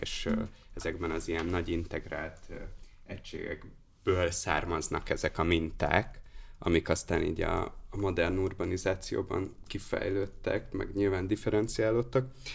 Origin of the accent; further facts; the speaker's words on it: Hungary; now in Budapest, Hungary; mint vidéki gyerekről az jut eszembe, amit mondasz, hogy amikor nem költöztem Budapestre